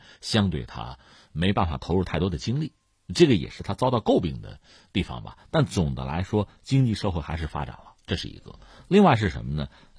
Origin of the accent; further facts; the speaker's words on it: China; 所以就占领前沿、占领这个技术的制高点，对我们中国人来讲，它有着特别重要的意义。